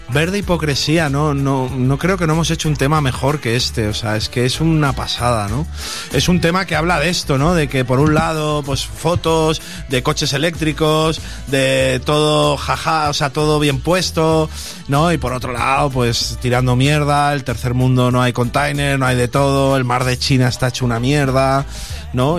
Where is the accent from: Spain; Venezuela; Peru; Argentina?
Spain; Sant Feliu de Guíxols, Catalonia; vino a mi pueblo, a San Felipe de Guisos